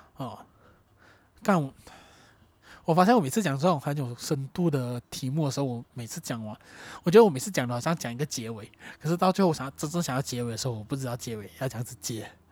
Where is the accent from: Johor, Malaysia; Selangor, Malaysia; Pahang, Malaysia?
Johor, Malaysia; moved away as an adult; also born or lived in Kuala Lumpur; 那我家乡在瑞罗富